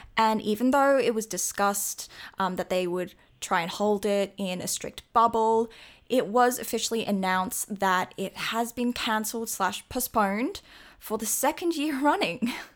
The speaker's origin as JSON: {"language": "English", "country": "Australia", "said": "as an Australian"}